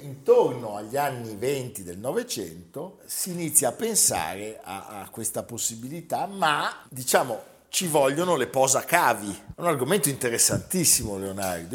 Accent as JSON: {"language": "Italian", "town": "Genoa", "region": "Liguria", "country": "Italy", "said": "Io pensavo da genovese"}